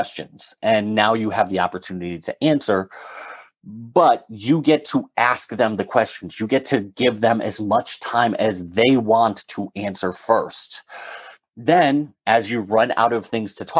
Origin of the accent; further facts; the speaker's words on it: Northeast, United States; I'm from the Northeast